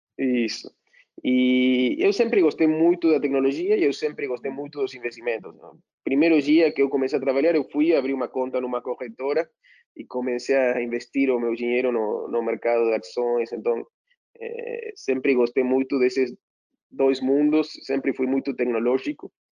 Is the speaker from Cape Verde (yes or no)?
no; Argentina; moved away as an adult; now in São Paulo, Brazil; como bom argentino